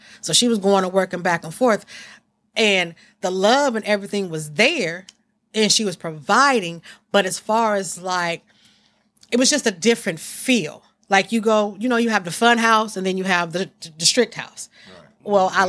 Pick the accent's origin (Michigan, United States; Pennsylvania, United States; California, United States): California, United States; East Palo Alto; also born or lived in Menlo Park; even though I'm from East Palo Alto and Menlo Park, and a lot of people know me, they really don't know me.